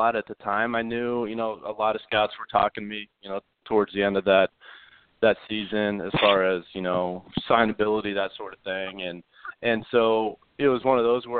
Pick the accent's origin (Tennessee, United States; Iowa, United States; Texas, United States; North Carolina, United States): Iowa, United States; growing up in Iowa. We played our high school baseball in the summer.